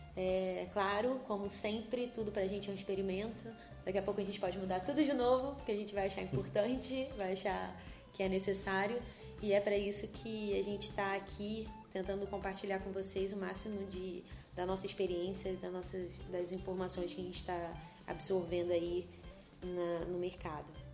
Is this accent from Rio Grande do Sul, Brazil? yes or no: no; Rio de Janeiro, Brazil; a gente, como carioca